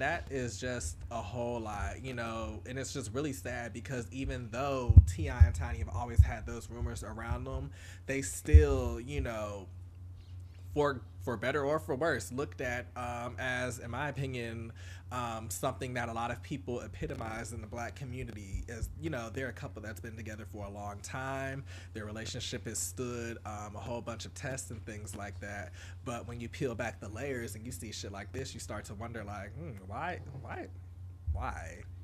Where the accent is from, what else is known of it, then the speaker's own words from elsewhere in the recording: Atlanta, Georgia, United States; growing up in Atlanta